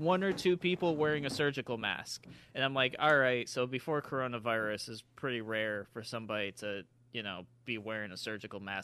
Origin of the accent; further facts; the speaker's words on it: Rochester, New York, United States; the town that we are talking about is my hometown, city of Rochester